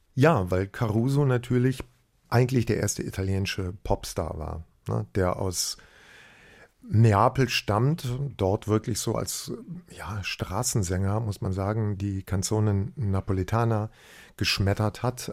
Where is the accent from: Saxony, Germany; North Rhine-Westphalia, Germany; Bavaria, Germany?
North Rhine-Westphalia, Germany; Bergisch Gladbach; bei uns daheim in Bergisch Gladbach